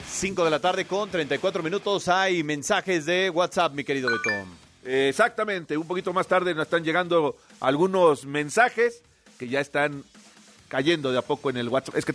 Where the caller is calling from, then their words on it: Mexico City, Mexico; Buenas tardes … de la Ciudad de México.